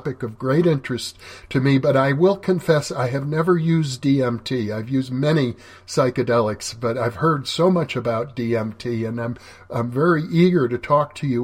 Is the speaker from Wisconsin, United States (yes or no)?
yes; Wisconsin, United States; moved away; also born or lived in California; I grew up in Wisconsin